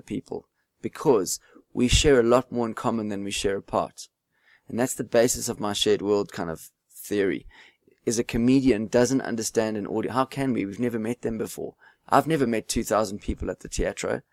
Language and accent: English; South Africa; You just can't give up being South African.